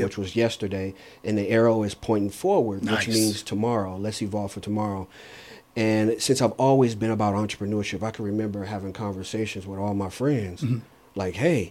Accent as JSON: {"language": "English", "town": "Saginaw", "region": "Michigan", "country": "United States", "tie": "born or raised there", "said": "I was born and raised in Saginaw, Michigan"}